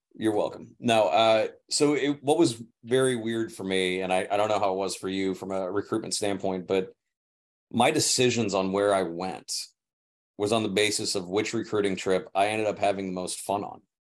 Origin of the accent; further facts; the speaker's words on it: St. Louis, Missouri, United States; moved away as an adult; also born or lived in Tampa, Florida; now in California, United States; St. Louis, yeah, I was born in Tampa, moved to St. Louis when I was five. So pretty much my home.